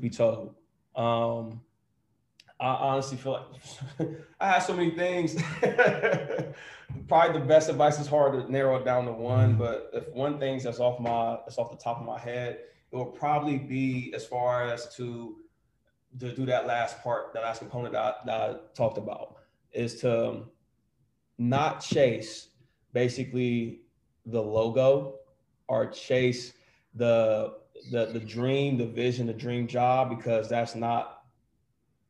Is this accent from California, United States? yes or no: no; Columbus, Ohio, United States; moved away; I grew up in Columbus. So, you know, it's Buckeye Nation, it's scarlet and gray.